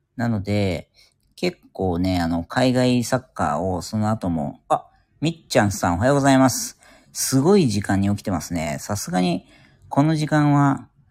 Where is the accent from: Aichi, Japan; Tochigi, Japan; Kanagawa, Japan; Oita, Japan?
Kanagawa, Japan; Yokohama; 地元横浜なんですけども